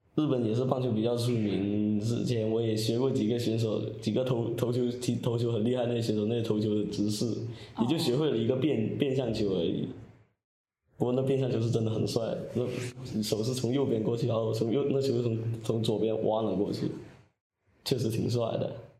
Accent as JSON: {"language": "Chinese", "region": "Guangxi", "country": "China", "tie": "born or raised there", "said": "二年级回到家乡广西这边"}